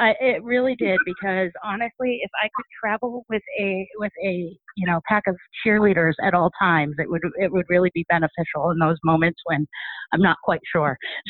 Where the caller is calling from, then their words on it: Sturbridge, Massachusetts, United States; I'm calling from Sturbridge, Massachusetts.